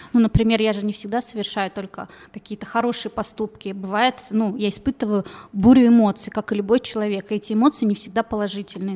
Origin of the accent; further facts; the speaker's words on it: Kazakhstan; now in Novosibirsk, Russia; я не отсюда родилась, не в России, я сама из Казахстана. То есть азиаты меня окружали с самого рождения